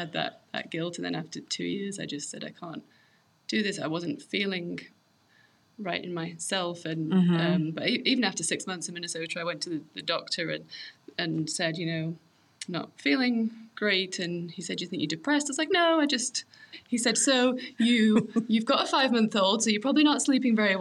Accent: England, United Kingdom; moved away as an adult; now in Colorado, United States; We grew up in England.

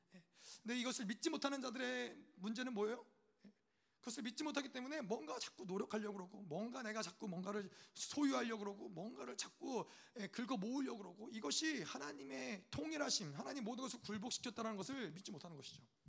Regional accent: United States; 저는 미국 사람이니까

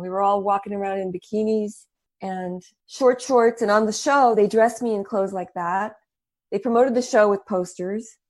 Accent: El Paso, Texas, United States; moved away; also born or lived in New York; I was born in El Paso, Texas, and I spoke Spanish fluently, and I w, lived in the desert

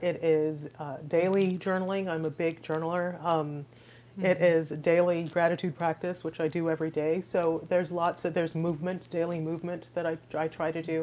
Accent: Trinidad & Tobago; now in Houston, United States

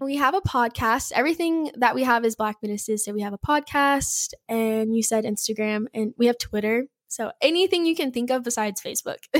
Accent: Bakersfield, California, United States; I am from Bakersfield, California

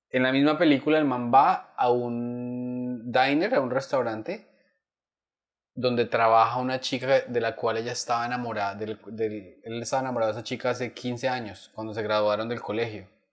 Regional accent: Bogotá, Colombia; also born or lived in Chitagá / Duitama; yo estudié, o sea, tú, vives en Bogotá, estudias en un colegio del norte

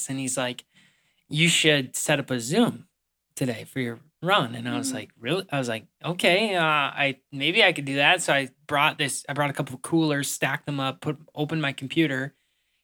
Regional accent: Pierce, Minnesota, United States; in my hometown of Pierce, Minnesota

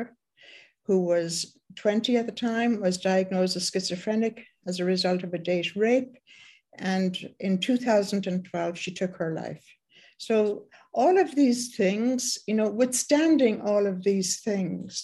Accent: Ireland; I was born in Ireland, and by the time I was 21

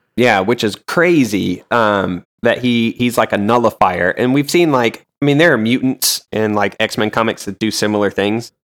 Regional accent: the South, United States; I am from the South, I've lived in the South

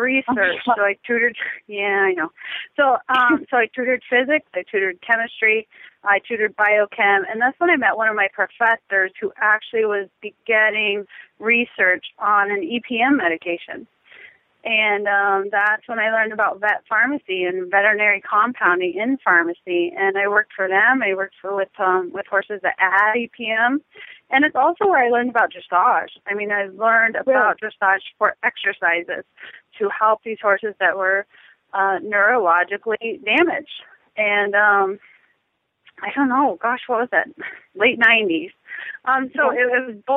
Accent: Lexington, Kentucky, United States; now in Wellington, United States; I was born in Lexington, Kentucky.

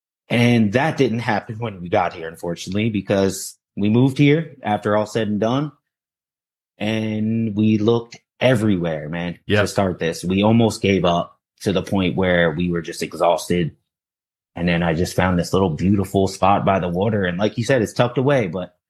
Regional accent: Sea Bright, New Jersey, United States; I grew up in the Seabright, New Jersey, though.

